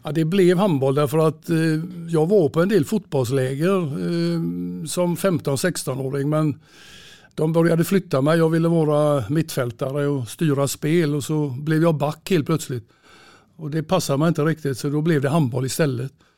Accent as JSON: {"language": "Swedish", "town": "Gothenburg", "region": "Västra Götaland", "country": "Sweden", "tie": "born or raised there", "said": "Jag är född i Göteborg och uppväxt i Kortedala"}